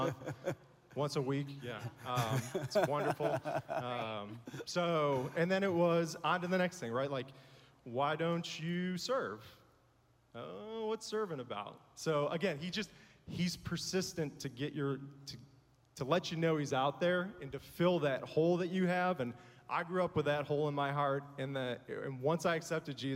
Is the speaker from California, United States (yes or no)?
no; Buffalo, New York, United States; now in Nashville area, United States; Grew up in Buffalo